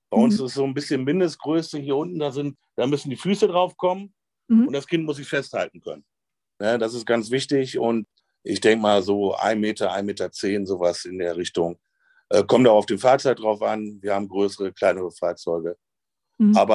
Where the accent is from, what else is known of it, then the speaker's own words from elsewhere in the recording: North Rhine-Westphalia, Germany; ich komme aus dem Münsterland